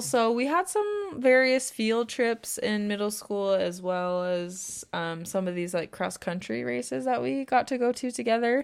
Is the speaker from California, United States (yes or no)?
yes; Temecula, California, United States; born or raised there